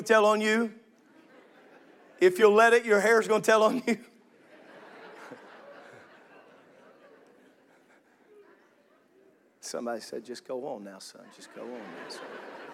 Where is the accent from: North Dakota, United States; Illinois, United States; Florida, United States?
Illinois, United States; I grew up in Illinois